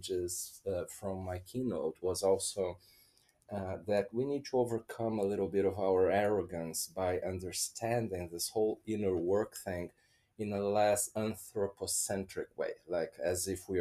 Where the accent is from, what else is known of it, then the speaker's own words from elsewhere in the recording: Brazil; my home country, Brazil